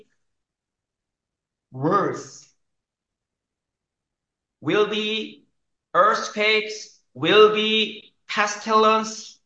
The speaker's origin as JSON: {"language": "English", "country": "South Korea", "tie": "born or raised there", "second_language": "English", "said": "I was born in South Korea."}